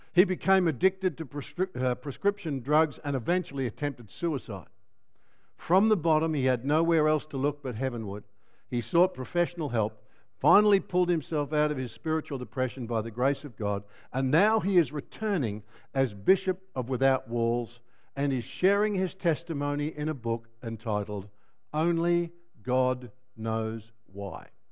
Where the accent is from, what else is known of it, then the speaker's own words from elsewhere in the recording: Melbourne, Victoria, Australia; I come from Melbourne, where it rains a lot.